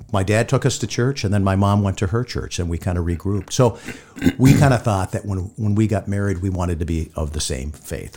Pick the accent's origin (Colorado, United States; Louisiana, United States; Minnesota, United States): Minnesota, United States; Hibbing; moved away; growing up in Hibbing